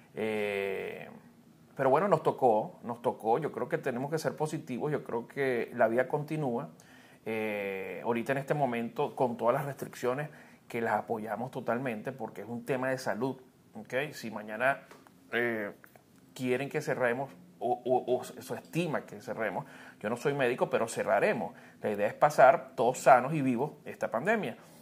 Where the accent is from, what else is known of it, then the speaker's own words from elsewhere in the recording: Venezuela; moved away; mi país